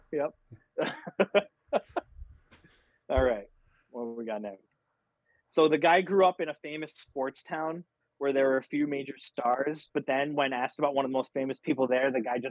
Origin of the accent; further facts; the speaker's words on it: St. Louis, Missouri, United States; Alex drew a blank on Marshall Faulk, even though I grew up in St. Louis.